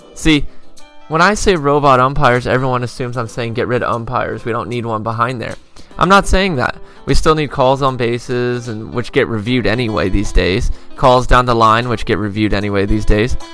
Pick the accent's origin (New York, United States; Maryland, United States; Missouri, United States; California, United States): California, United States; Los Angeles; I grew up near Dorsey High School, for those of you that are familiar with the Los Angeles area